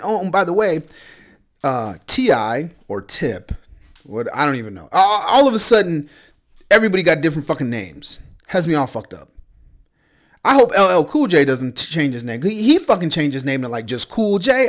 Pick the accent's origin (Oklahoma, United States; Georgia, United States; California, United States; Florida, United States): Florida, United States; Orlando; I grew up in Florida, in Orlando